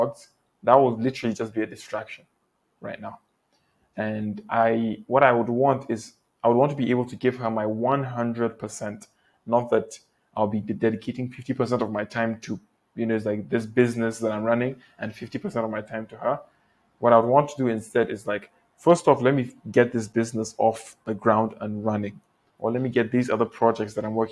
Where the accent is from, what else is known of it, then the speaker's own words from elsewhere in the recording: Nigeria; also born or lived in Malaysia; here in Nigeria, the fact that we're both Nigerian